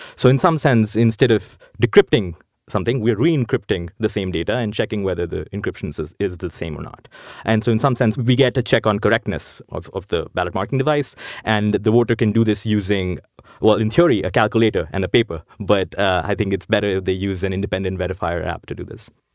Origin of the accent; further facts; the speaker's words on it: New Delhi, Delhi, India; moved away as an adult; now in United States; I grew up in India. I grew up in New Delhi.